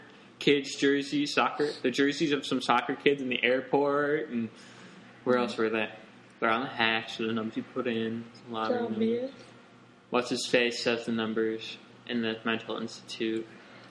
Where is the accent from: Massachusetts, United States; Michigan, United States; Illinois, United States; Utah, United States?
Illinois, United States; Chicago; I'm not from Minnesota. I'm from here.